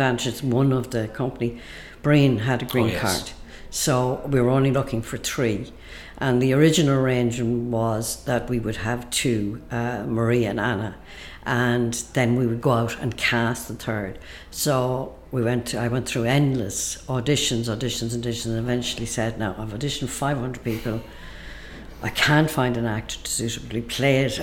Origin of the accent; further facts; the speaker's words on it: Ireland; my life as an Irish person